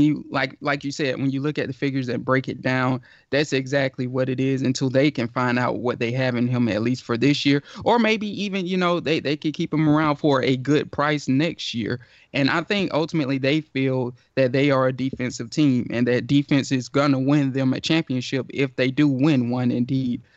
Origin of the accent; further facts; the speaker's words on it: Georgia, United States; I'm from Georgia, live in Georgia